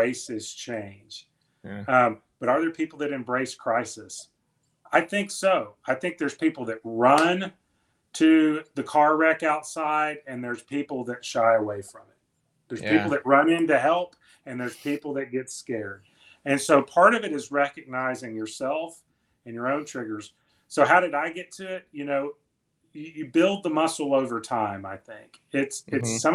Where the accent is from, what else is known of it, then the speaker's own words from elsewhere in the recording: the South, United States; I'm from the South